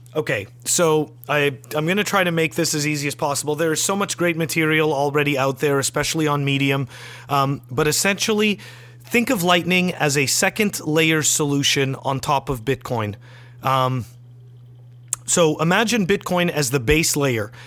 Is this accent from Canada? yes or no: yes; Canada; I'm a Canadian